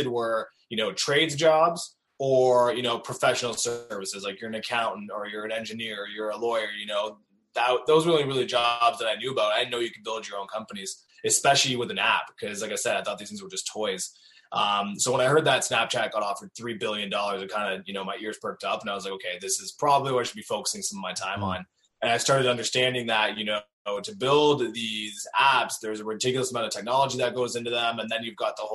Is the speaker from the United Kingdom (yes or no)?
no; Cornwall, Ontario, Canada; also born or lived in Waterloo, Ontario; I grew up in Cornwall, so probably like half an hour, 40 minutes outside Ottawa, and like an hour outside of Montreal, but still on the Ontario side.